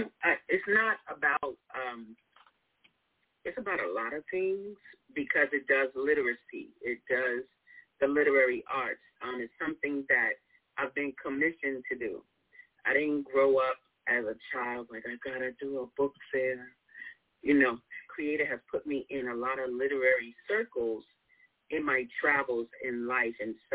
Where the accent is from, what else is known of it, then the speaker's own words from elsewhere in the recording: New York, United States; accent: New York; now in Chicago, United States; I'm from New York, so you hear my accent.